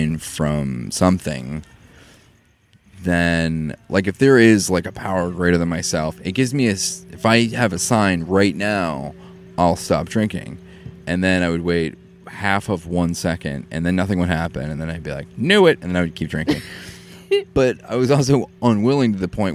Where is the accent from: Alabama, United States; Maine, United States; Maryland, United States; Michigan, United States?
Maine, United States; I come from Maine, where there's rich drinking culture, and it's like part of my heritage